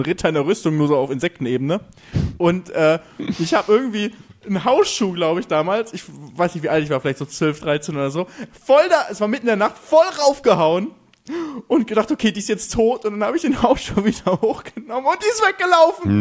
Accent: Germany; moved away as an adult; now in Mallorca, Spain; ich bin Deutscher

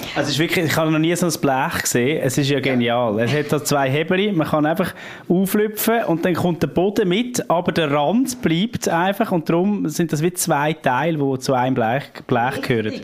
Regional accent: Switzerland; bei uns in der Schweiz

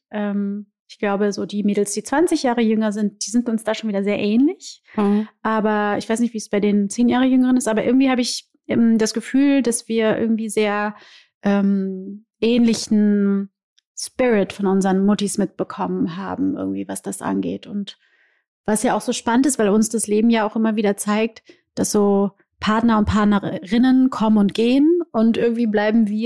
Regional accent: Rio de Janeiro, Brazil; komme aus Rio de Janeiro. Ja? ja. Bei uns gibt es keine Karnevalssitzung.

